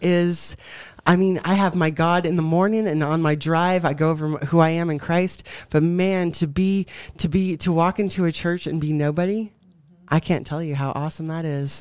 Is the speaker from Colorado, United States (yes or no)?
yes; Colorado, United States; I was born and raised in Colorado